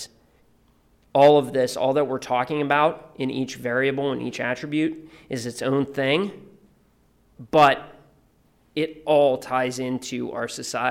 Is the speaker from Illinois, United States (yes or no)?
no; Youngstown, Ohio, United States; I'm from Youngstown, Ohio